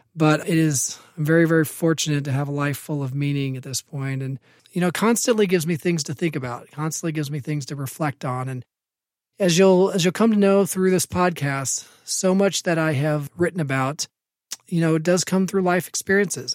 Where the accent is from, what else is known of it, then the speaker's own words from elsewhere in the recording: Evansville, Indiana, United States; I was born in Indianapolis, raised in Evansville for most of my life.